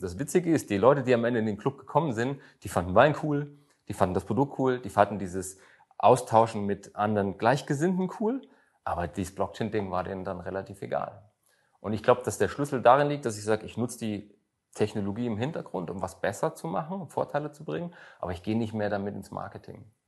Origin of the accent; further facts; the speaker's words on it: Germany; ich komme aus Deutschland